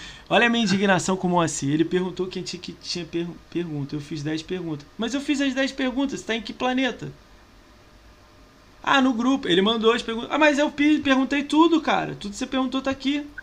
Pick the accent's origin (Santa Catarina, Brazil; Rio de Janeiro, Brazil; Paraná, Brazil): Rio de Janeiro, Brazil; Ele é do Rio, eu sou do Rio também.